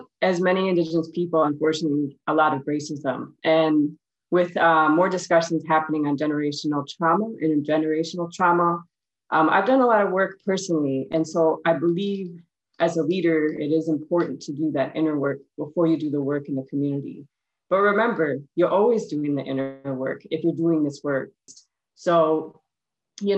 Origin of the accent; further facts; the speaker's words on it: Bad River Band of Lake Superior Ojibwe, Wisconsin, United States; now in Manistee, United States; I come from the Kiwanabe Indian community and the Bad River Band of Lake Superior Ojibwe, also known as the LaPointe